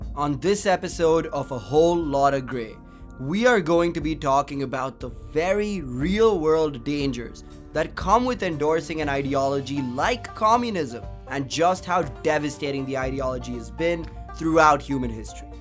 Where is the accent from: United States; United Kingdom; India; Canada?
India; My home country, India